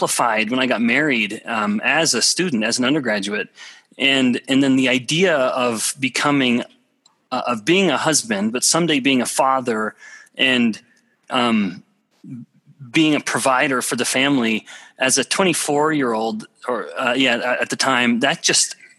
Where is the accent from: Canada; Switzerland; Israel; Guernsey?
Canada; Alberta; moved away as an adult; also born or lived in Russia; I'm from a very small town in Alberta, Canada, population about 1,000 people